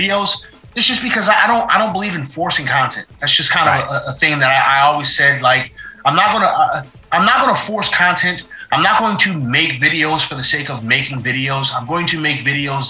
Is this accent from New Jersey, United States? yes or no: yes; New Jersey, United States; moved away; I am originally from New Jersey